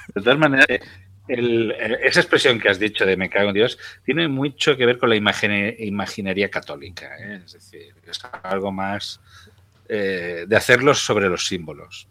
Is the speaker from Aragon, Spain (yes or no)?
yes; Zaragoza, Aragon, Spain